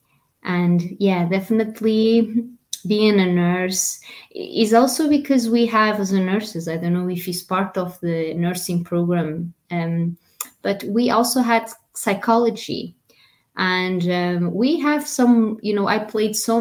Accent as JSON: {"language": "English", "country": "Portugal", "second_language": "English", "moved": "yes", "said": "being a Portuguese foreign actress"}